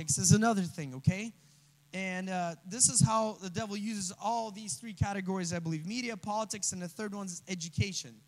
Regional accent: Russia; moved away; I come from Russia

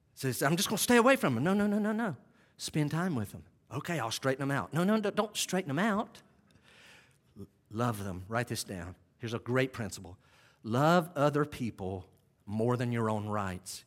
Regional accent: Western North Carolina, United States; I grew up in Western North Carolina in the early seventies

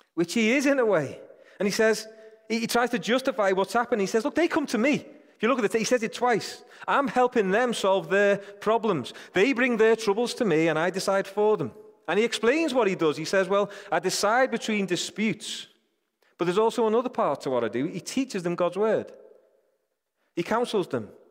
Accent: United Kingdom; I think I'm British.

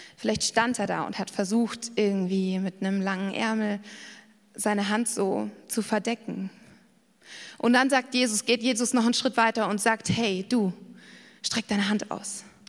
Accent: Garmisch-Partenkirchen, Bavaria, Germany; ich bin in Garmisch-Partenkirchen aufgewachsen

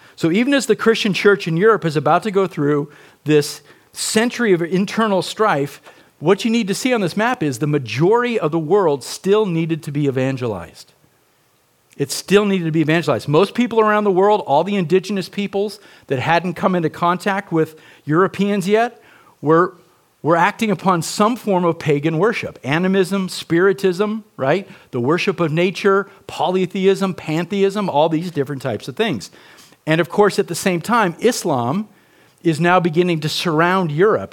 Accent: United States; as American Protestants, and especially those who hold to Reformed theology

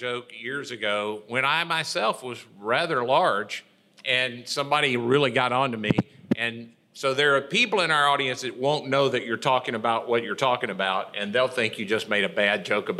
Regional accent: Mississippi, United States; where I grew up in Mississippi

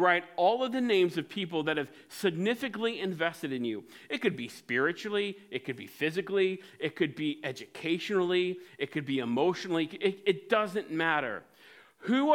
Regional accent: Cincinnati, Ohio, United States; Growing up in Cincinnati at White Oak Christian Church

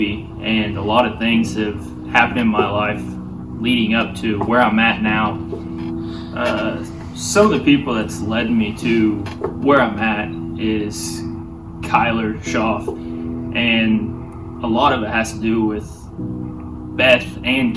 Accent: Mount Vernon, Missouri, United States; I'm from Mount Vernon, Missouri. Been here, raised here all my life

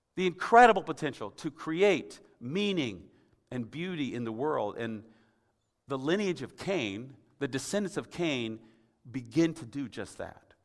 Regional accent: Tennessee, United States; moved away; I'm from Tennessee originally

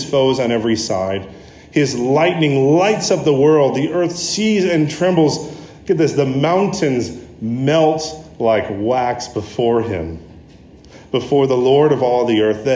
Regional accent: United States; me as the American with a bunch of other Americans there

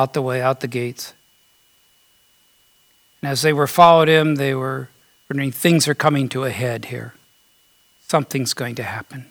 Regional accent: United States; I was born here in America.

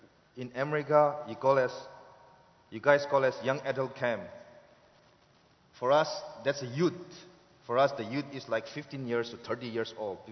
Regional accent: Northeast India, India; English is a second language; moved away; I'm from Northeast India called Dankul tribe. I belong to Dankul tribe. I don't like a tribe word, but the Indian government give us a tribal. So we accept that. And I come from a very small village where there is no electricity, where there is no running water

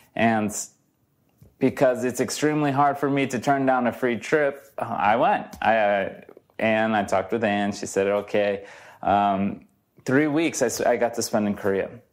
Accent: Brazil; now in United States; I'm from Brazil.

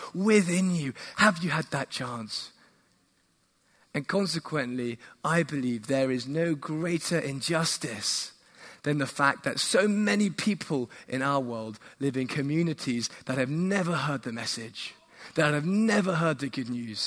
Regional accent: England, United Kingdom; also born or lived in Woolwich, London; I'm from England, where it's very cloudy, very rainy

